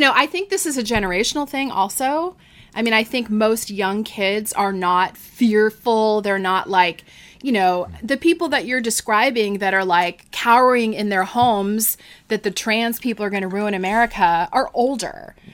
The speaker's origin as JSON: {"language": "English", "region": "Florida", "country": "United States", "said": "I'm from Florida"}